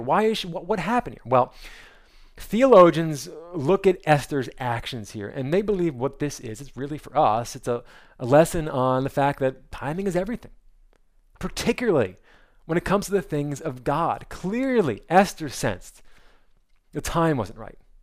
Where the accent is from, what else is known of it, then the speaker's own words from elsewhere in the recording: New Jersey, United States; moved away; also born or lived in North Carolina; I'm from New Jersey